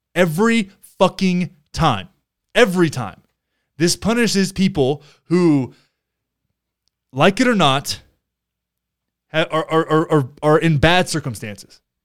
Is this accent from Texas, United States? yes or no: yes; Texas, United States; I grew up in Texas